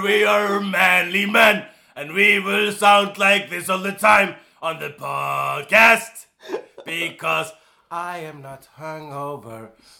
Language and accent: English; Iceland; If we say, I am an Icelander.